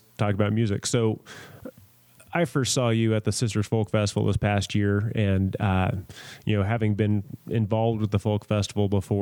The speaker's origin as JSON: {"language": "English", "town": "San Diego", "region": "California", "country": "United States", "tie": "born or raised there", "moved": "yes", "said": "growing up in San Diego"}